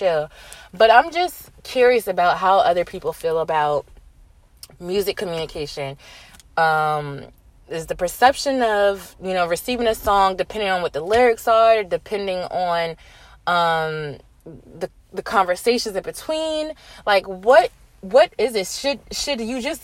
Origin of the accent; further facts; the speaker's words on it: Virginia, United States; moved away; I went back home to my hometown, VA